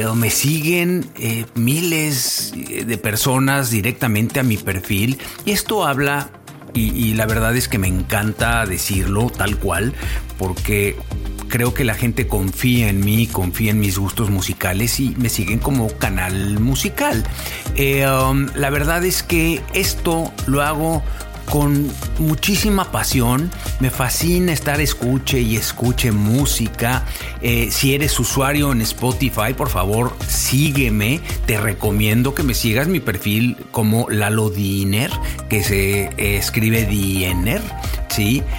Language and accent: Spanish; Mexico; now in Vancouver, Canada; vivo en Vancouver, en Canadá. Soy mexicano.